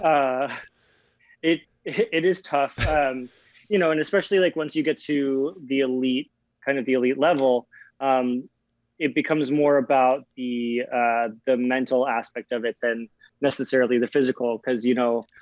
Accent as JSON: {"language": "English", "town": "Aspen", "region": "Colorado", "country": "United States", "tie": "born or raised there", "said": "I grew up in Aspen, Colorado"}